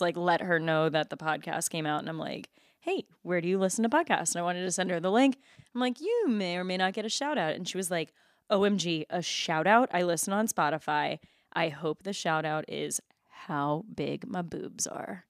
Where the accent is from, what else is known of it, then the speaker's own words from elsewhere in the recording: Gettysburg, Pennsylvania, United States; I was born in Gettysburg